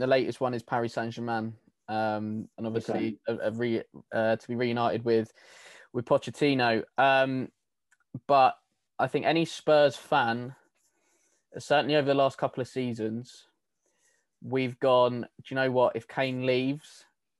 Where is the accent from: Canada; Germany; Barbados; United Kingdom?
United Kingdom; England; me being English